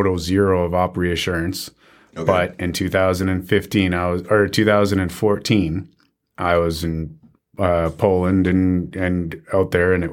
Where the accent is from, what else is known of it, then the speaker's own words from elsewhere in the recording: Southern Ontario, Canada; I grew up in Southern Ontario.